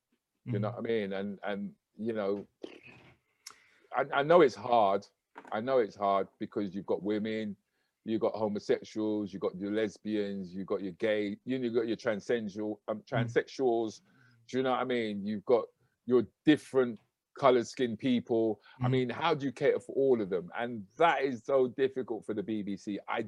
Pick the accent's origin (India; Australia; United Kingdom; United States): United Kingdom; So it was important for me, once I started to have children, was to say, no, we can be proud of being Black British.